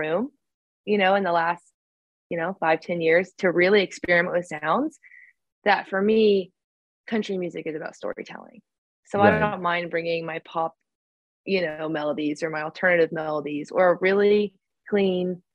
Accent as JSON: {"language": "English", "region": "Oklahoma", "country": "United States", "tie": "born or raised there", "moved": "yes", "said": "back home in Oklahoma when I was maybe eighth grade, maybe a freshman in high school"}